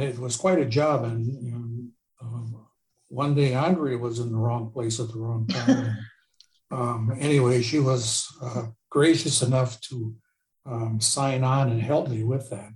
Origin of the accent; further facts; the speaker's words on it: Port Washington, Wisconsin, United States; moved away as an adult; I grew up in Port Washington, but I, my job took me all over the world, and I lived all over, and I just came home